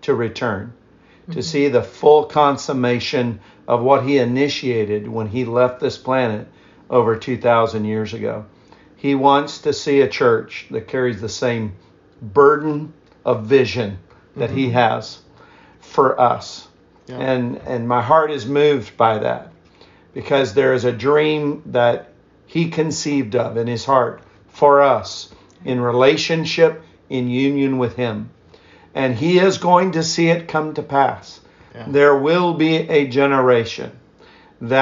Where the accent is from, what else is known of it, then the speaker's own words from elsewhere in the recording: East Central Indiana, United States; I grew up primarily in East Central Indiana